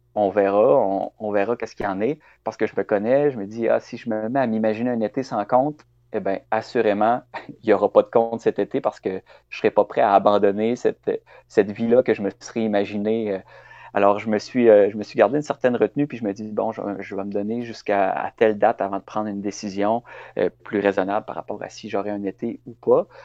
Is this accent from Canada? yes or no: yes; Quebec City, Quebec, Canada; moved away as an adult; now in Carleton-sur-Mer, Canada; je suis originaire de Québec. Euh, j'ai vécu là jusqu'à l'âge de 25 ans